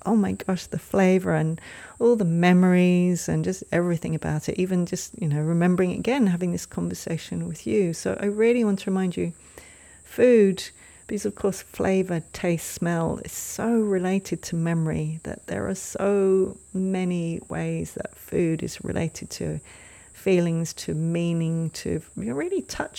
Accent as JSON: {"language": "English", "region": "England", "country": "United Kingdom", "tie": "born or raised there", "moved": "yes", "said": "when I lived in England, when I grew up in England"}